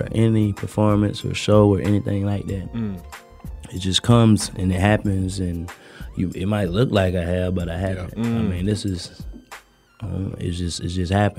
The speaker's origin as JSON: {"language": "English", "town": "Jacksonville", "region": "Florida", "country": "United States", "tie": "born or raised there", "also_born_or_lived": "Alabama", "moved": "yes", "lives_now": "Atlanta, United States", "said": "I was born in Alabama. I was raised in Duval County, Jacksonville, Florida"}